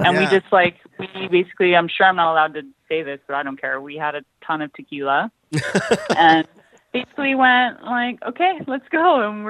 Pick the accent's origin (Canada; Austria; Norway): Canada; White Rock, British Columbia; born there; also born or lived in Maui, United States; No, I was born in White Rock.